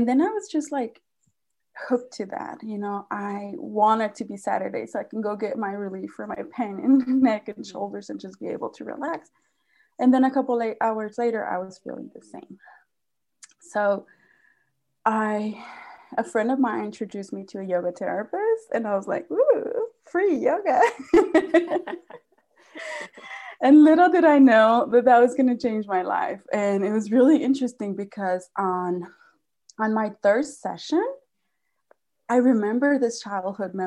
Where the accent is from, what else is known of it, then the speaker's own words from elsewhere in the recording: Mexico; moved away; I was born and raised in Mexico